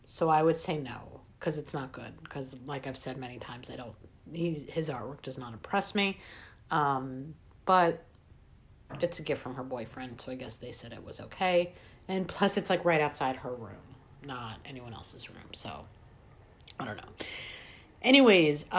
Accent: Long Island, New York, United States; I'm from Long Island

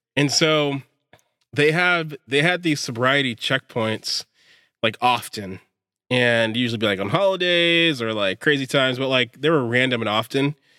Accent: Pittsburg, California, United States; I grew up in Pittsburgh

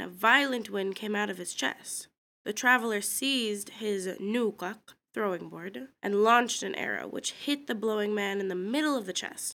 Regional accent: Kodiak, Alaska, United States; also born or lived in Afognak; I was born and raised in Kodiak

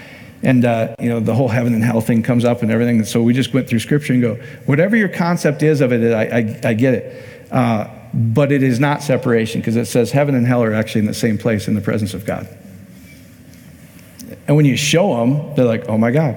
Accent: Iowa, United States; my home state in Iowa

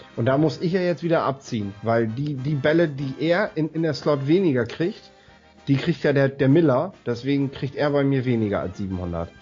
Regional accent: Northern Germany, Germany; ich als Norddeutscher

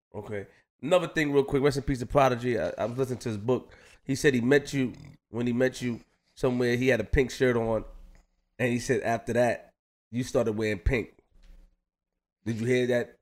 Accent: New York City, New York, United States; I'm just from Queens

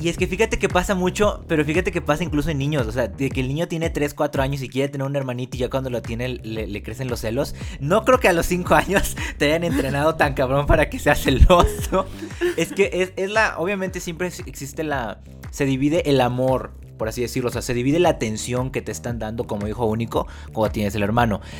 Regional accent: Mexico; los dos somos mexicanos y venimos más o menos del mismo lugar

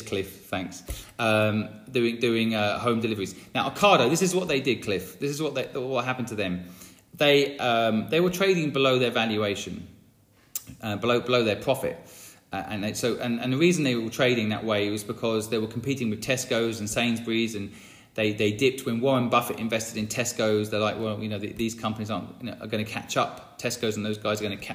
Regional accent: St Neots, East of England, United Kingdom; my hometown of St. Neots

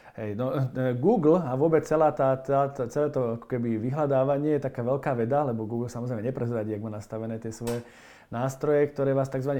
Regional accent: Slovakia; sme Slováci

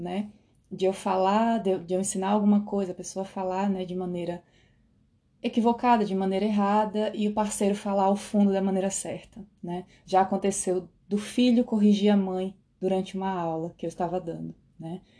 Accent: Brazil; moved away as an adult; now in Netherlands

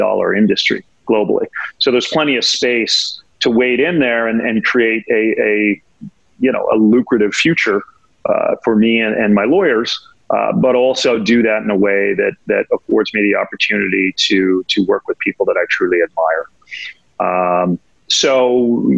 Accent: Laguna Beach, California, United States; moved away as an adult; also born or lived in Los Angeles, United States; now in New York, United States; I was born in LA, so West Coast guy, born and raised in Laguna Beach

